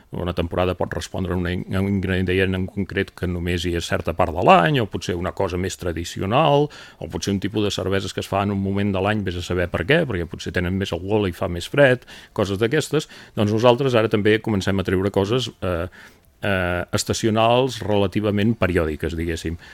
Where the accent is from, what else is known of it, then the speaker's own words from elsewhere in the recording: Girona province, Catalonia, Spain; com a gironins